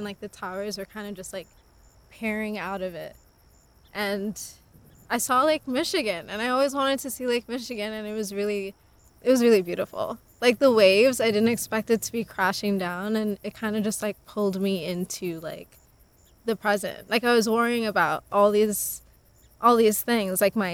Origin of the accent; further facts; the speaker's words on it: Trinidad & Tobago; also born or lived in Long Island, New York; now in Brooklyn, United States; I'm from Trinidad and Tobago, but I'm coming from Brooklyn right now.